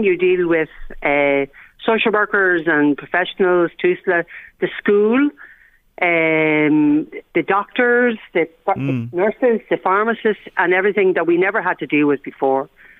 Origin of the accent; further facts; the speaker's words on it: Ireland; whilst I'm Irish